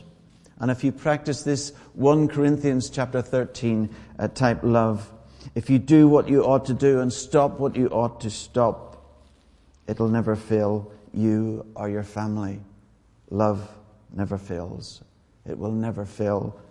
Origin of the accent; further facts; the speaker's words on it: Ireland; I'm Irish.